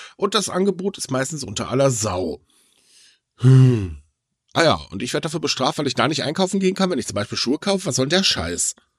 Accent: Hitzacker, Lower Saxony, Germany; moved away; aus Hitzacker, also sprich meine Heimat

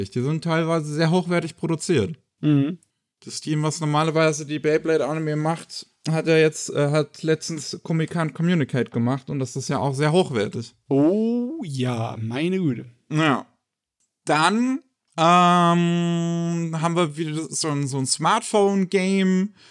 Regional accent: Germany; Wir sind Deutsche.

